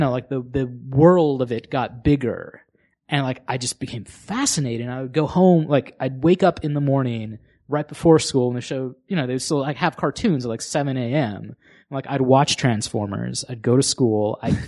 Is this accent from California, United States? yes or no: yes; Sacramento, California, United States; Yeah, I'm from Sacramento.